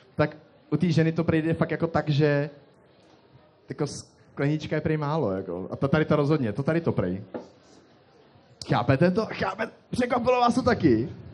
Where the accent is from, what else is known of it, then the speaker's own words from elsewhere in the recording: Most, Ústí nad Labem Region, Czechia; Já jsem z Mostu